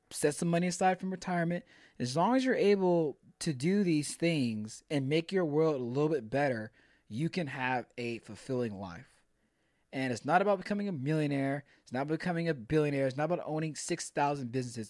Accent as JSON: {"language": "English", "town": "Pearland", "region": "Texas", "country": "United States", "tie": "born or raised there", "said": "I grew up, I grew up in Pearland."}